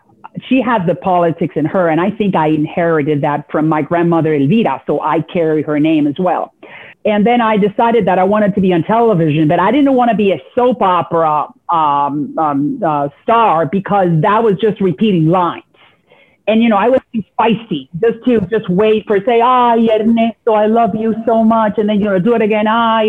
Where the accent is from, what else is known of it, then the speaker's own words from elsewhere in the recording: Puerto Rico; also born or lived in Miami / New York City; I was born in Miami, and then my parents couldn't find work in the city of Miami. They went to New York City. They couldn't find work there either. So they wound up in Puerto Rico